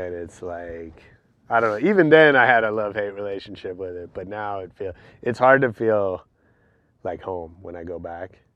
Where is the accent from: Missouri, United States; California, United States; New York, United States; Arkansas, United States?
California, United States; San Francisco; I grew up on Hayes and Fillmore.